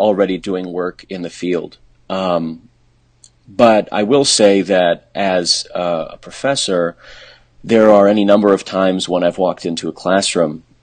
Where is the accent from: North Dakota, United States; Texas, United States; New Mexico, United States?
North Dakota, United States; Fargo; moved away as an adult; also born or lived in Iowa; I'm from the Midwest. I'm originally from Fargo, North Dakota.